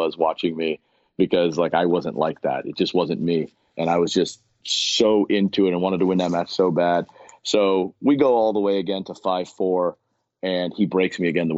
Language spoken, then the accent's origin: English; Miami, Florida, United States; growing up in Miami